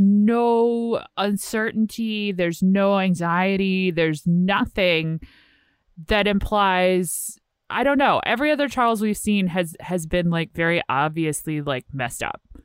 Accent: Virginia, United States; I'm from Virginia

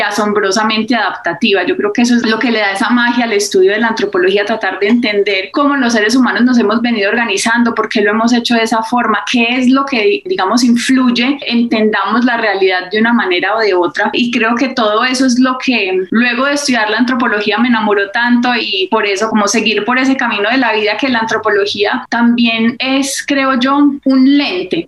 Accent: Medellín, Antioquia, Colombia; also born or lived in Berkeley, United States; crecí, nací, crecí en Medellín

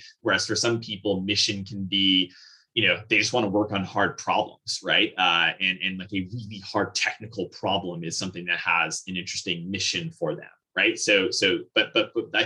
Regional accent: Vernon, New Jersey, United States; I grew up in actually kind of a really interesting town. So the town's called Vernon. It's in the northwesternmost county of New Jersey.

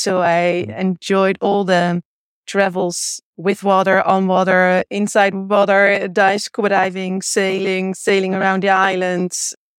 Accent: Monster, South Holland, Netherlands; English is a second language; Here in the Westland area, in a little village named Monster, next to the beach. So in between the beach and The Hague.

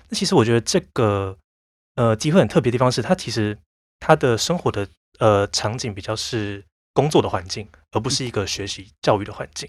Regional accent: Taiwan; 我其实算是台湾土生土长的人

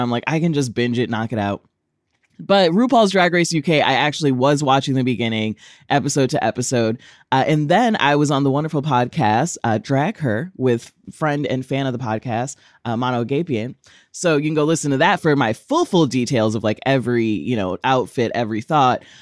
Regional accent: DeSoto, Texas, United States; moved away; I'm from Dallas

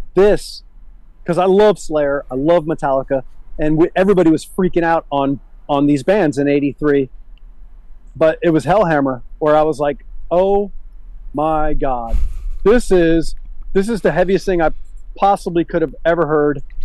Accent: Miami, Florida, United States; also born or lived in Brandon, Tampa, Florida; I was a 10 year old kid, 11 year old kid when we moved from Miami to Tampa

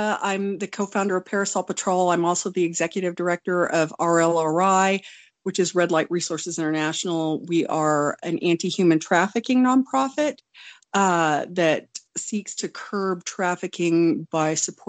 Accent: Wonju, Gangwon, South Korea; born there; I was born in Wonju, South Korea. I'm Korean

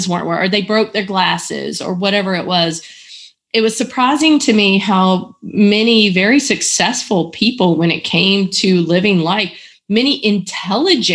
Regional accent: Eastern North Carolina, United States; moved away; I grew up in Eastern North Carolina

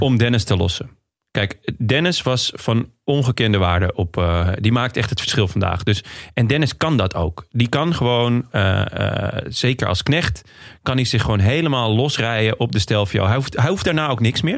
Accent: Netherlands; als Nederlander

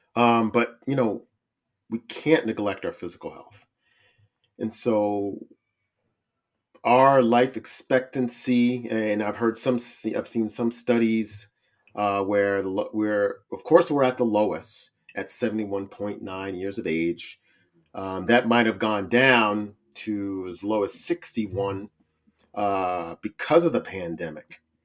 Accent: Cincinnati, Ohio, United States; the city of Cincinnati. Woo-, woo, that's my hometown

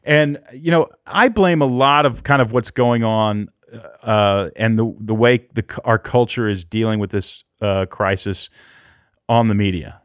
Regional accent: Houston, Texas, United States; moved away; also born or lived in Portland; I grew up in Houston and went through Hurricane Alicia when I was a kid

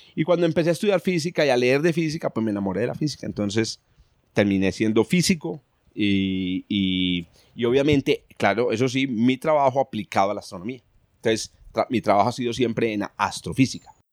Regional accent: Paisa region, Antioquia, Colombia; accent: paisa; Los paisas somos, digamos, dicharacheros y somos y tenemos un, un lenguaje muy particular

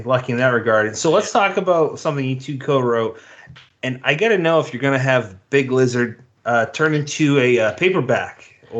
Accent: New England, United States; I'd be some drunken New Englander stuck in my hometown.

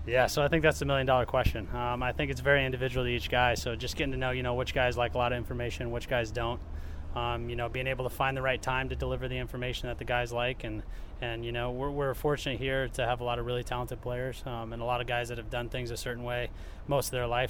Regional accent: Iowa, United States; moved away as an adult; now in Cleveland, United States; growing up in Iowa and being in Cleveland and in Ohio

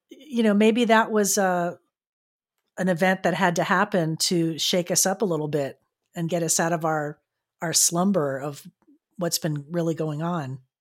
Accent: Fort Lauderdale, Florida, United States; now in San Diego, United States; my hometown of Fort Lauderdale

